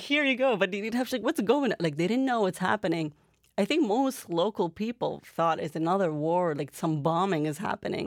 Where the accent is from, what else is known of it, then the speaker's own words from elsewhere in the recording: Canada; also born or lived in Iraq / Jordan; how I grew up here in Canada